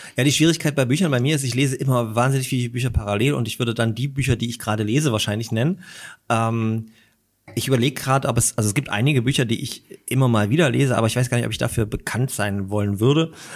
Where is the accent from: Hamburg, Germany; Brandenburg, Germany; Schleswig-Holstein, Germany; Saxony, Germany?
Saxony, Germany; Großröhrsdorf; also born or lived in Dresden; now in Leipzig, Germany; ich bin in Dresden geboren äh, und bin dann in der Oberlausitz aufgewachsen, und auch äh, zur Schule gegangen, Großröhrsdorf